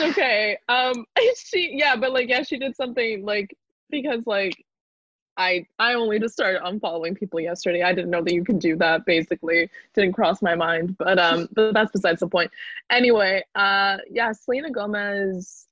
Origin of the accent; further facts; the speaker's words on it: Canada; moved away as an adult; now in Brighton, United Kingdom; I'm Canadian. So I'm here on a student visa